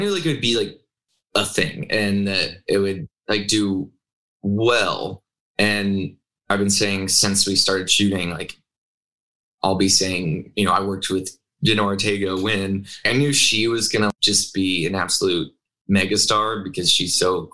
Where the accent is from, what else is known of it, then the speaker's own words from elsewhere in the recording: Arkansas, United States; moved away as an adult; now in Los Angeles, United States; I grew up in Arkansas